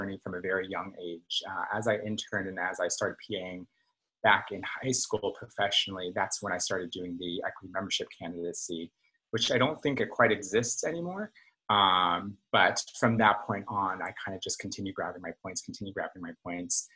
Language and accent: English; New York City, New York, United States; I grew up here in New York City